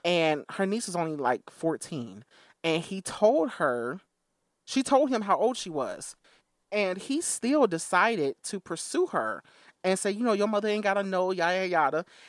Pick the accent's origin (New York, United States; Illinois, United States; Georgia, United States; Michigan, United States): Illinois, United States; Chicago Heights; I was born in Chicago Heights.